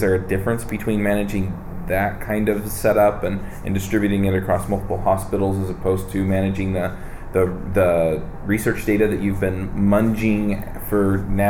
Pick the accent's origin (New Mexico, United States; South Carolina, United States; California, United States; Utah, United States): Utah, United States; Yeah, I'm from Utah